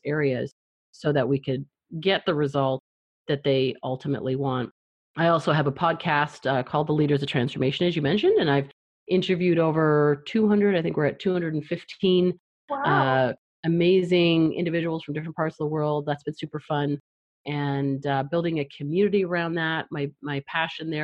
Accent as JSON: {"language": "English", "country": "Canada", "also_born_or_lived": "Toronto", "moved": "yes", "said": "I'm from Canada, so that was back in Toronto"}